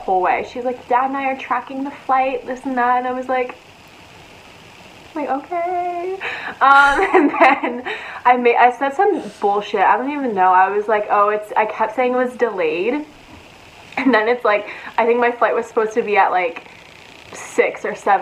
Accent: Pennsylvania, United States; moved away as an adult; now in Los Angeles, United States; I'm from Pennsylvania

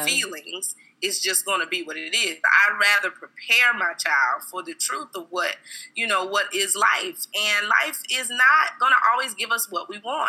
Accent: South Carolina, United States; moved away as an adult; now in Atlanta, United States; am actually from South Carolina. Okay. And I reside in Atlanta, Georgia.

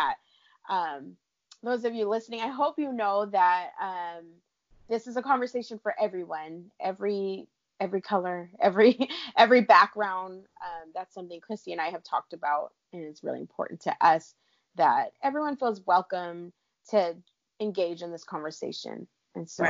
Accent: California, United States; I live in California. I grew up in California

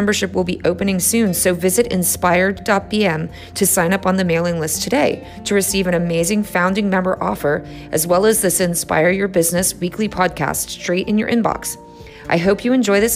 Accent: Bermuda; I was born and raised in Bermuda

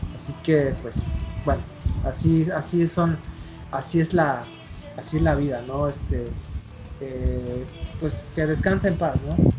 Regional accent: Mexico; nosotros como mexicanos

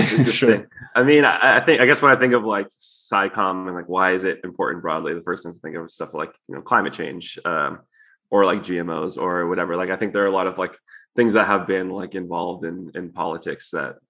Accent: Hamilton, Ontario, Canada; moved away as an adult; now in United States; I'm actually Canadian also. Oh, okay. I'm from Hamilton.

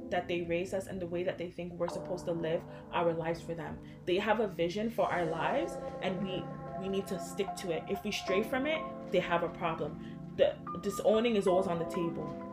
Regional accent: Ghana; now in Canada; I can say like yeah I'm from Ghana.

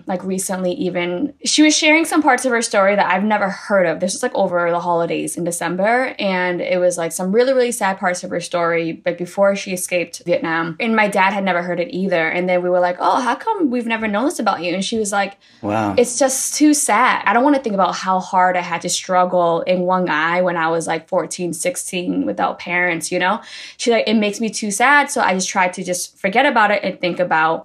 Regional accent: Boston, Massachusetts, United States; moved away as an adult; also born or lived in Los Angeles; now in New York, United States; I was born and raised in Boston

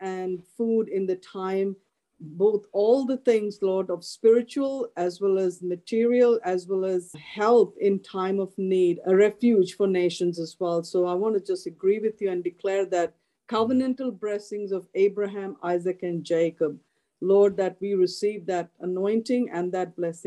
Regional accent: Australia; I'm from Australia

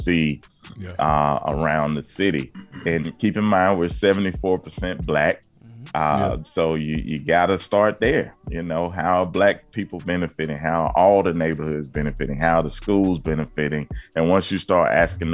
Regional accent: Birmingham, Alabama, United States; me growing up in Birmingham

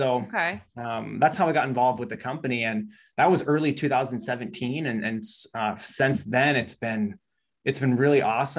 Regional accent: Midwest, United States; and I'm from the Midwest, so you hadn't really heard a lot about that stuff.

